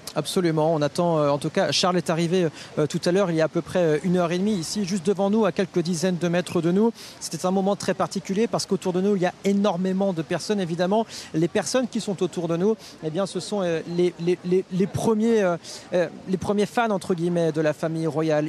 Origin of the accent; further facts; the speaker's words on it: France; nous en tant que Français